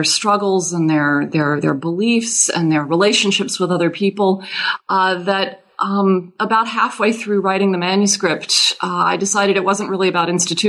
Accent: Louisiana, United States; Well, I am originally from Louisiana, and that has everything to do with my having become a French historian. I learned French as a child in Louisiana. I'm not from a Cajun French-speaking family

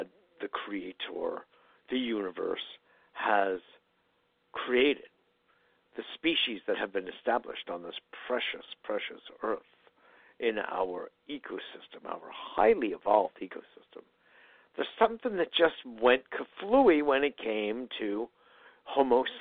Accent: Connecticut, United States; I grew up in Connecticut, right where these battles were being fought

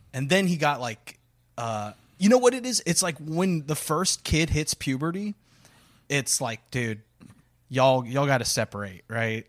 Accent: Corpus Christi, Texas, United States; moved away; my genesis, if, if you will, uh, it starts, uh, right in Texas's butthole, uh, Corpus Christi

